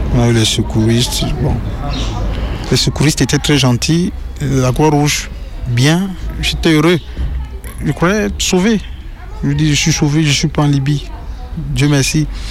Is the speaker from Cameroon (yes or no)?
yes; Cameroon; moved away as an adult; now in France; Je viens du Cameroun